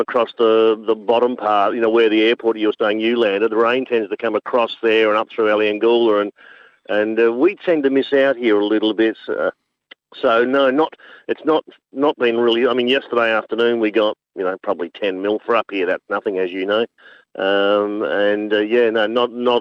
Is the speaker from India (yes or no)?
no; Adelaide, South Australia, Australia; moved away as an adult; now in Umbakumba, Australia; I'm from Adelaide originally